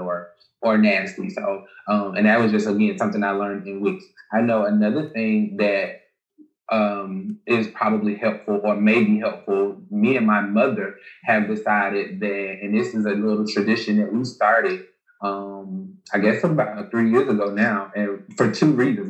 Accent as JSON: {"language": "English", "region": "Alabama", "country": "United States", "tie": "born or raised there", "said": "I'm from Alabama"}